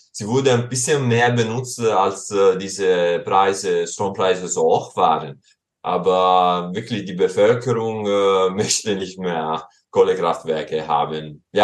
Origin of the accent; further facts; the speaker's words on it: Southern Italy, Italy; born there; German is a second language; ich wurde in Süditalien geboren und äh, vor zwei Jahren war ich dort wieder im Sommer während der Pandemie